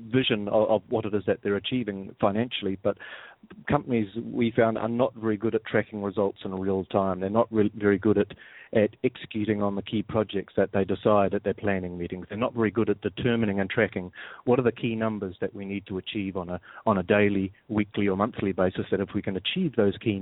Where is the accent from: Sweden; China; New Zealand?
New Zealand; moved away; as you can probably gather from my accent, I'm not from around here. I'm originally from New Zealand